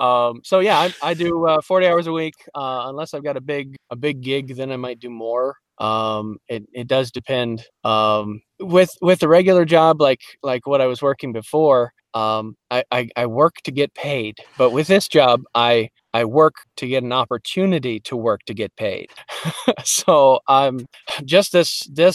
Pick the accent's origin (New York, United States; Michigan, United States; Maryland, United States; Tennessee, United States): Michigan, United States; Detroit; accent: Midwestern; also born or lived in Alaska; I'm from Detroit, Michigan